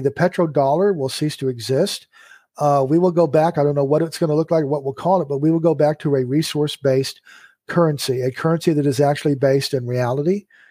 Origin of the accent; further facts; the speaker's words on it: United States; my nature as an American